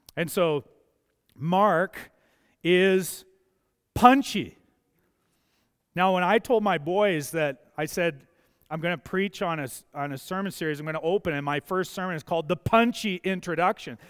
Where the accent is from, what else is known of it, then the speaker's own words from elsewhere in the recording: Mazeppa, Alberta, Canada; I grew up in Mazeppa.